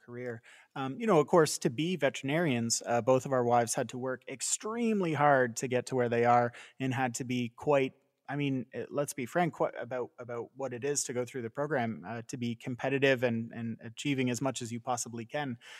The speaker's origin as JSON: {"language": "English", "country": "Canada", "tie": "born or raised there", "also_born_or_lived": "California", "moved": "yes", "said": "growing up in Canada"}